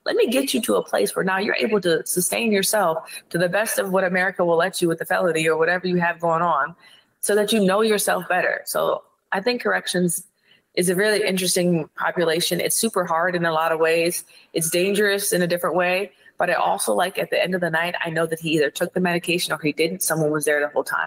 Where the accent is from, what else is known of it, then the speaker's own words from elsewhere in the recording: Ohio, United States; I'm from Ohio.